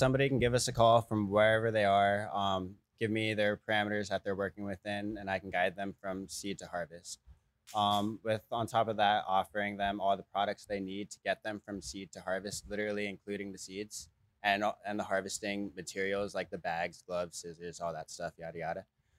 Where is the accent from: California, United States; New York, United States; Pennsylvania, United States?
California, United States; also born or lived in Las Vegas; I'm from Cali.